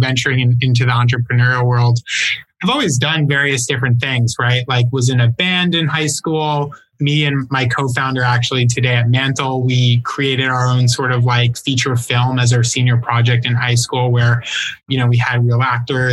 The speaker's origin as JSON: {"language": "English", "town": "New York City", "region": "New York", "country": "United States", "tie": "born or raised there", "also_born_or_lived": "Edgewater, New Jersey", "said": "I'm from the city originally. So I've grown up, born and raised, basically lived there"}